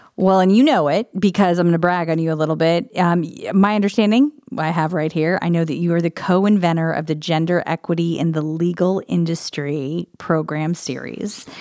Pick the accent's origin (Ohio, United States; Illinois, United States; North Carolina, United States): Illinois, United States; now in Columbus, United States; I grew up in Illinois